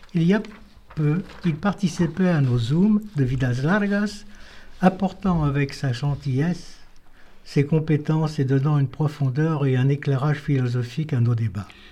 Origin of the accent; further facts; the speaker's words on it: Tharon-Plage, Pays de la Loire, France; je suis né à Taromplage, petite ville située au bord de la mer Atlantique